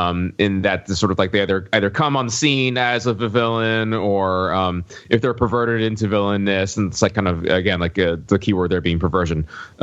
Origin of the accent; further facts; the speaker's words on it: the South, United States; accent: Southern; I'm not going to pull out my awful Southern accent because I spent years trying to lose that from my growing up in the South.